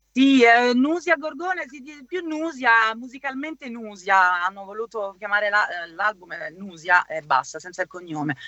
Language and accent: Italian; Cologne, North Rhine-Westphalia, Germany; also born or lived in Sicily; Io sono siciliana, cresciuta in Germa-, nata e cresciuta in Germania, ma le origini sono siguli